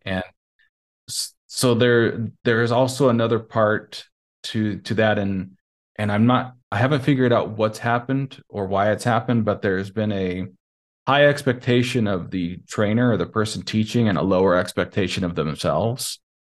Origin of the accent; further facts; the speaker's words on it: Montana, United States; moved away as an adult; also born or lived in Nevada; now in Lisbon, Portugal; I'm originally from Montana